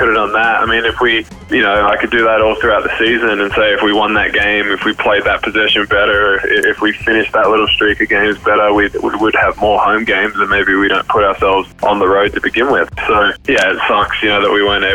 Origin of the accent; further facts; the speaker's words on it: Brisbane, Queensland, Australia; also born or lived in Alice Springs / Spain; I was born in Alice Springs and we left when I was three, you know, after my brother was born. So I grew up, spent most of my time in Brisbane